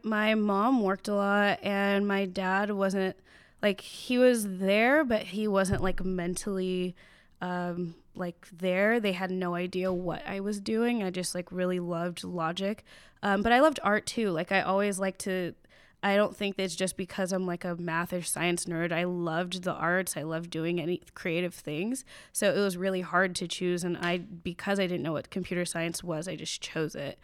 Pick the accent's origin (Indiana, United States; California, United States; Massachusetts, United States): California, United States; Chino Hills; I grew up in Chino Hills, um, it's about an hour outside of L